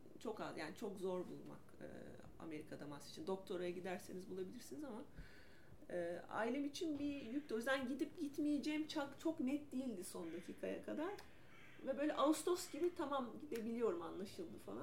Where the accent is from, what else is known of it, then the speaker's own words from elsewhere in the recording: İzmir, Turkey; moved away as an adult; also born or lived in Ankara; İzmirliyim ben.